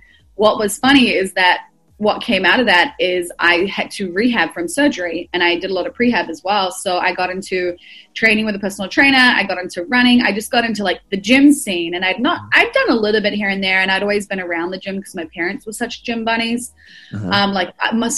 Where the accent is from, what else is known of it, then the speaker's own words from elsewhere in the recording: Auckland, New Zealand; moved away as an adult; also born or lived in United States; now in Melbourne, Australia; I've been in Australia for coming up 7 years, but I grew up in New Zealand.